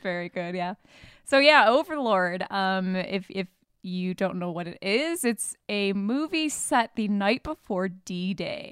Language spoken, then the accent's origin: English; Michigan, United States; moved away; we're from Michigan.